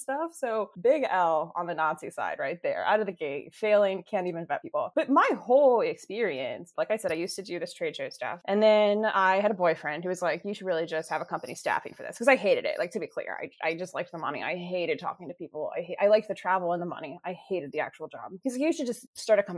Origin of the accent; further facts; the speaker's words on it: Alexandria, Virginia, United States; moved away as an adult; also born or lived in Fairfax County, Virginia / Maryland; I grew up in Alexandria City, and then I went to high school in Fairfax County.